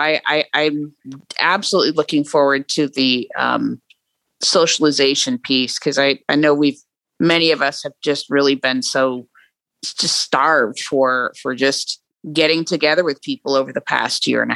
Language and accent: English; New Hampshire, United States; now in California, United States; I'm from New Hampshire originally